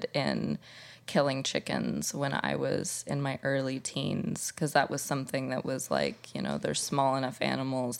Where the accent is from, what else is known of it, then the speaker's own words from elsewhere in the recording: Indiana, United States; moved away as an adult; now in New York, United States; I am from Indiana. A tiny cornfield in the Midwest